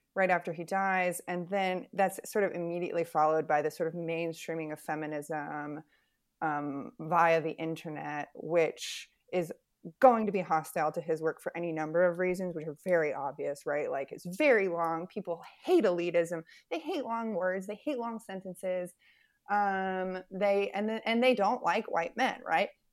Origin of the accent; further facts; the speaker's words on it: West Virginia, United States; moved away; I grew up in West Virginia